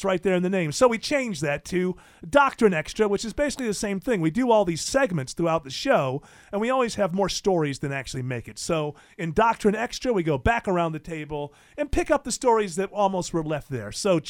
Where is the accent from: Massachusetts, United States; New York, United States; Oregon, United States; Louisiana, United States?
New York, United States; near Syracuse; moved away; Syracuse is the team that was close to me growing up.